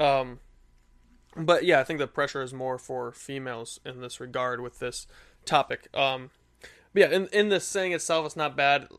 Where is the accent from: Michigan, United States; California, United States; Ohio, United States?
Michigan, United States; I'm from Michigan